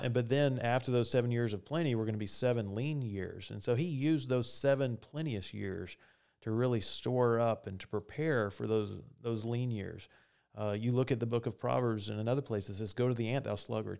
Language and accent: English; the South, United States; I'm from the South